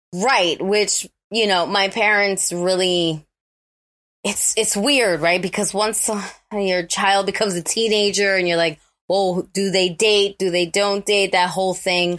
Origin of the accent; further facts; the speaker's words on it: New York City, New York, United States; growing up in the Bronx, especially when I did.